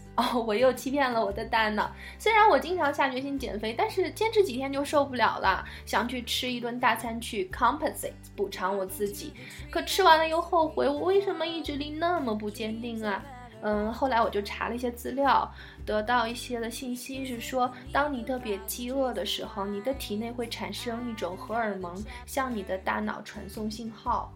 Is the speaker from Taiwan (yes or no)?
no; China; 我们中国人